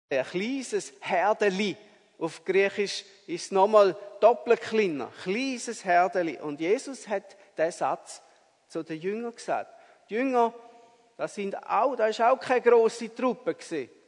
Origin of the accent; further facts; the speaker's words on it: Appenzell, Switzerland; als ich ein Bub war, da hat es noch so Winter gegeben mit viel Schnee im Appenzellerland, wo ich aufgewachsen bin.